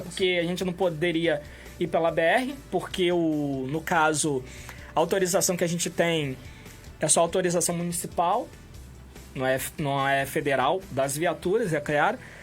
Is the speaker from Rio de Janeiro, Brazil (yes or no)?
yes; Campos dos Goytacazes, Rio de Janeiro, Brazil; a gente é daqui de Campos